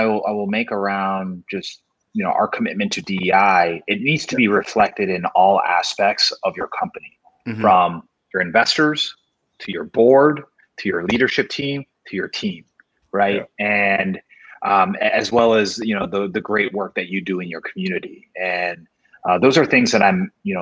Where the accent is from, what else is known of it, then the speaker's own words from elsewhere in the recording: Chicago, Illinois, United States; also born or lived in Korea; I grew up in Chicago